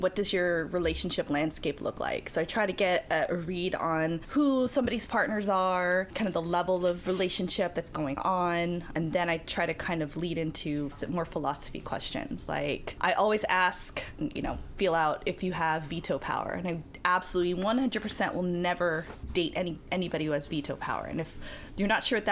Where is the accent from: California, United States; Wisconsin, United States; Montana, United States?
California, United States; San Francisco Bay Area; I am from the San Francisco Bay Area